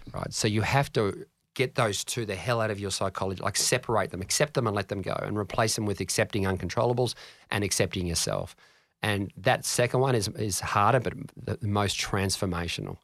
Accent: Canberra, Australian Capital Territory, Australia; I grew up in Ngunnawal

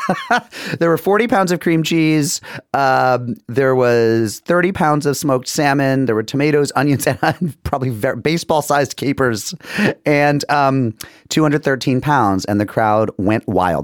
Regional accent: Springfield, Massachusetts, United States; I'm from Springfield

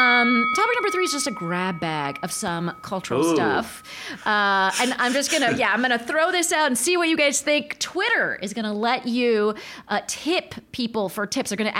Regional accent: California, United States; growing up in California

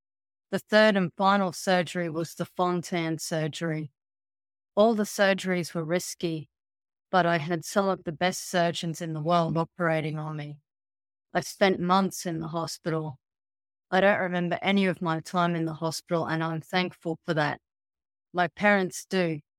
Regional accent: Canada; Growing up in Canada and not being able to play hockey was disappointing.

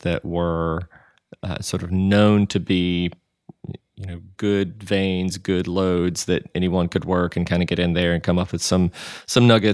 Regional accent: Mississippi, United States; growing up in Mississippi

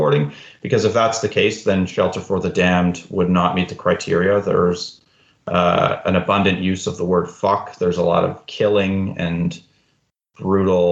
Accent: Alberta, Canada; now in Fredericton, Canada; I was born in Alberta. I'm living in Fredericton, New Brunswick now

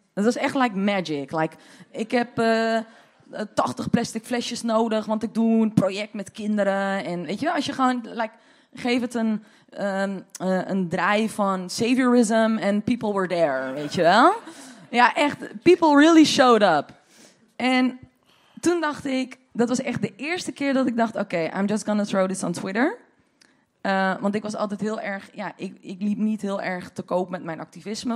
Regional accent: Deventer, Overijssel, Netherlands; now in Amsterdam, Netherlands; Ik kom uit Deventer oorspronkelijk

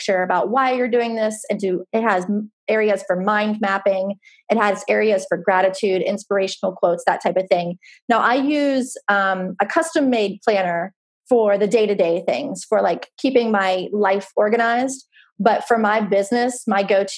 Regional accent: near Pittsburgh, Pennsylvania, United States; moved away as an adult; also born or lived in the South (US); now in US South; I grew up near Pittsburgh and I moved down south after college

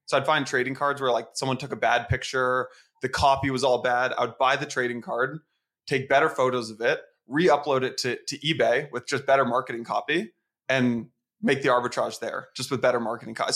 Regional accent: San Francisco, California, United States; moved away as an adult; also born or lived in Atlanta / New York; I'm from San Francisco

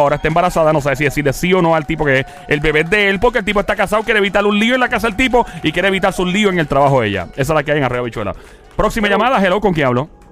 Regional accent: Carolina, Puerto Rico; yo soy de Caro Carolina

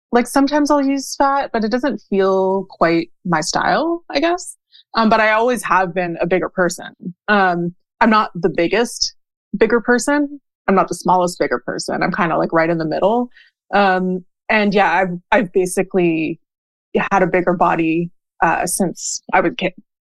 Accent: Montreal, Quebec, Canada; also born or lived in Ottawa; now in Western Quebec, Canada; I am a Canadian. I live in Quebec. I'm from Montreal. I currently live in Western Quebec.

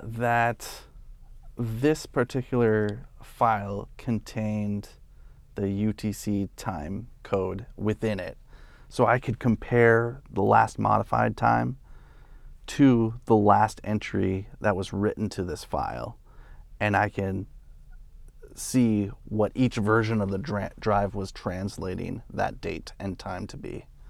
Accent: St. Cloud, Minnesota, United States; I grew up in Saint Cloud

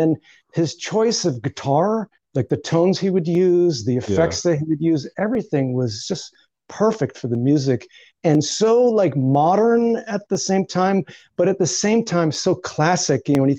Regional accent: Northeast, United States; it's basically about the influences of growing up in the Northeast, sort of working class life in the Northeast.

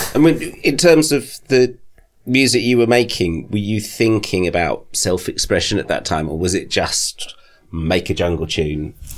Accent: Thames Valley, South East England, United Kingdom; I grew up in the Thames Valley

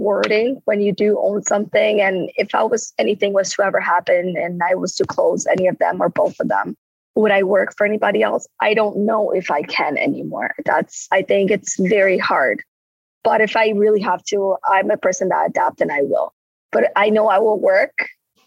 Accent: Rio de Janeiro, Brazil; now in St. Catharines, Canada; I'm from Rio

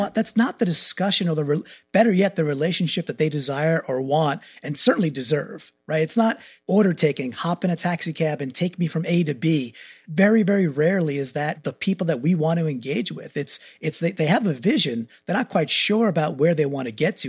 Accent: Long Island, New York, United States; moved away as an adult; now in Connecticut, United States; So I'm a New Yorker by birth, grew up in Long Island, went to Yukon, stayed in Connecticut

